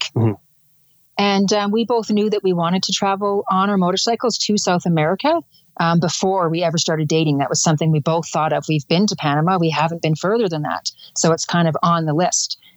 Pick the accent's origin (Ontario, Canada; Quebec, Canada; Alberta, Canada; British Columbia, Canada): Alberta, Canada; Calgary; I'm from Calgary, Alberta